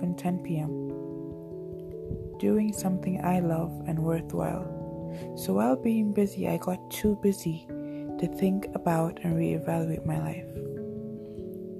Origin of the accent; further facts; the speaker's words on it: Nigeria; being a Nigerian